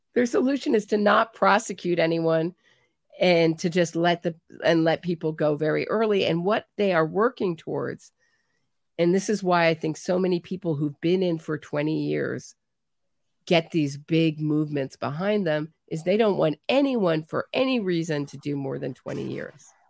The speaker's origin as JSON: {"language": "English", "country": "United States", "said": "as an American"}